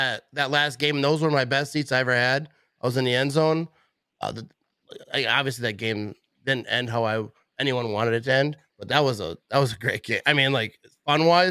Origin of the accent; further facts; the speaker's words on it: Green Bay, Wisconsin, United States; also born or lived in Fond du Lac, Wisconsin; I'm from Wisconsin. I actually grew